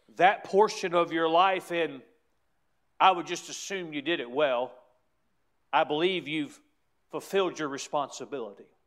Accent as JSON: {"language": "English", "country": "United States", "said": "as American citizens"}